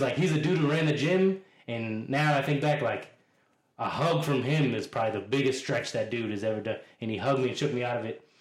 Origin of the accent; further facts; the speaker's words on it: Boston, Massachusetts, United States; I'm a native Bostonian, so I'm from Dorchester, neighborhood of Boston